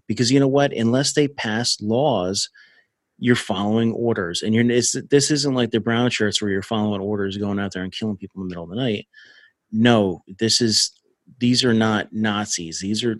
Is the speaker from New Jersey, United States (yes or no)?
yes; New Jersey, United States; moved away; I grew up in Jersey.